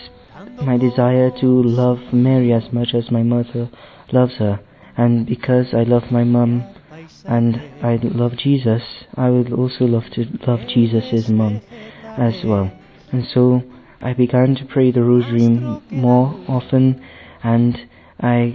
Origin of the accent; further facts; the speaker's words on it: Dominica; I'm from Dominica in the West Indies